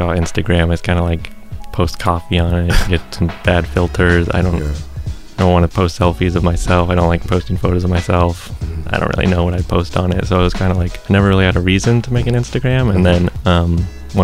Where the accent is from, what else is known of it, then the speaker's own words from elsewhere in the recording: Park City, Utah, United States; moved away as an adult; also born or lived in Boston; now in New York, United States; I'm originally born and raised in Utah, lived in Park City, Utah for most of my life.